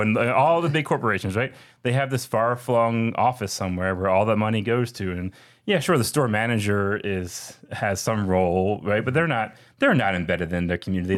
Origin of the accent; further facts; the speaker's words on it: Philadelphia, Pennsylvania, United States; now in Atlanta, United States; I'm from Philly